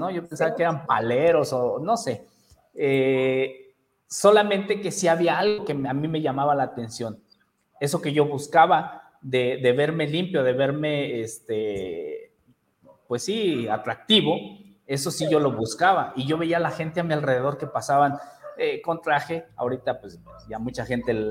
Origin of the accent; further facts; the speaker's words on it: Toluca, State of Mexico, Mexico; moved away as an adult; now in León, Mexico; como yo soy de Toluca, Estado de México, eh, y emigramos a León, Guanajuato, no sé si ubiquen la, las ciudades acá en México, emigramos allá